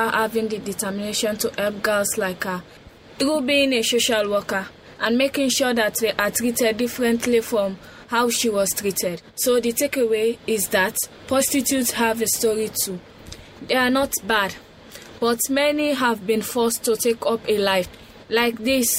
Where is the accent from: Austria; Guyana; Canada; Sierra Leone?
Sierra Leone; from Sierra Leone.